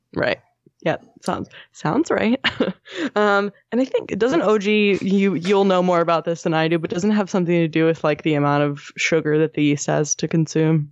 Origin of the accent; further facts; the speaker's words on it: Southern New Jersey, United States; when I was growing up in Southern New Jersey